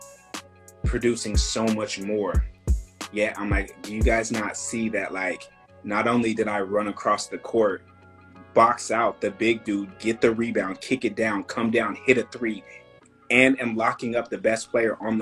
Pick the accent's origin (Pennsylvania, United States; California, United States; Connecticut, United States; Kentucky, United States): California, United States; Northern; now in Los Angeles, United States; growing up in Northern California, especially during, like, the hikey movement and, like, Chico